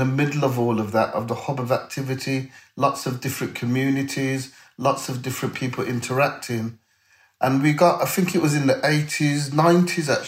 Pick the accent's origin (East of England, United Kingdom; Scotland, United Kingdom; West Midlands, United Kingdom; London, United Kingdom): West Midlands, United Kingdom; Birmingham; I grew up in Perry Bar